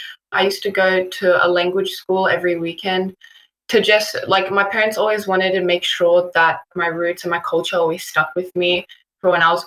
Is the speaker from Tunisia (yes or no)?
no; Australia; I was born here. I was born and raised in Australia.